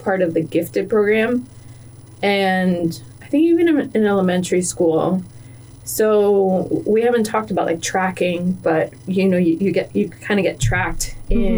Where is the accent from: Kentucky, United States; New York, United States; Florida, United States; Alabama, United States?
Florida, United States; Miami; I grew up in Miami, and it was in West Kendall